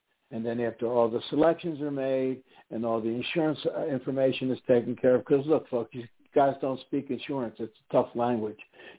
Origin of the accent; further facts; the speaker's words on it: East Coast, United States; now in Houston, United States; I don't know. I'm from the East Coast.